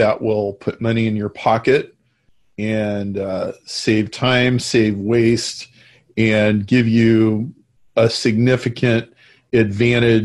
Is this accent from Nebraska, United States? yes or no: yes; Nebraska, United States; I grew up in Nebraska